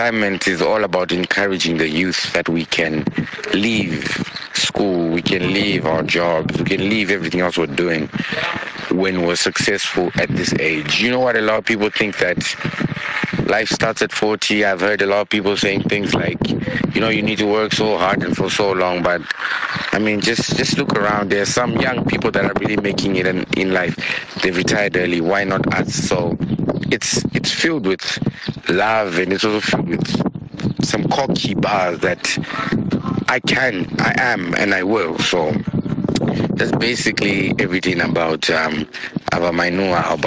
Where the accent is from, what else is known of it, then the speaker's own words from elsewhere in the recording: Harare, Zimbabwe; now in Cyprus; I'm from Harare, currently based in Old Cyprus, studying international law